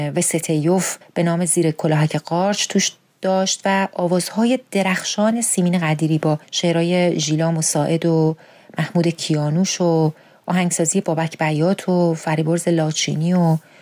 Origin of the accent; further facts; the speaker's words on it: Iran; moved away as an adult; حالا که بیرون از ایرانم